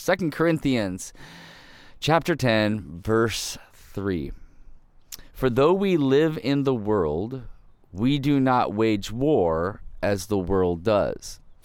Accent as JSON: {"language": "English", "region": "Ohio", "country": "United States", "tie": "born or raised there", "said": "I grew up in the Midwest, uh, in Ohio"}